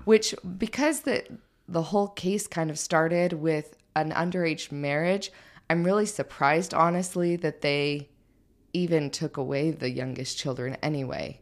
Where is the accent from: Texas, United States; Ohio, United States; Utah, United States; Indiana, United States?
Utah, United States; St. George; I grew up in Saint George